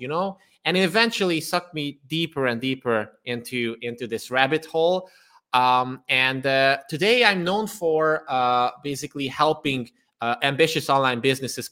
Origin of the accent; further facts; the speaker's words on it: Transylvania, Romania; now in Budapest, Hungary; I was born and raised in Transylvania, which is part of Romania nowadays. But I am Hungarian, and nowadays I live in Budapest, Hungary.